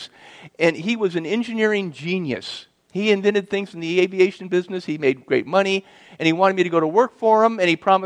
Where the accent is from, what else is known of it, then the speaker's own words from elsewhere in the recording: Southern California, United States; I grew up in Southern California to a broken family